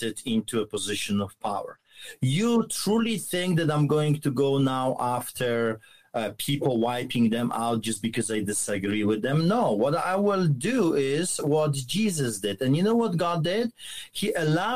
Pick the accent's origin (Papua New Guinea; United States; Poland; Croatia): Poland; moved away; as you can tell by my accent, I grew up behind the Iron Curtain under the boots of the Soviets in communism and socialism